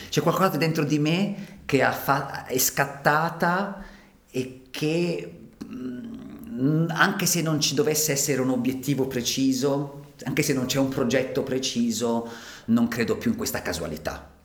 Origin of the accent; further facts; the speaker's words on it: Ticino, Switzerland; moved away as an adult; essendo io ticinese, avendo lasciato il Ticino perché avevo trovato poche occasioni di lavoro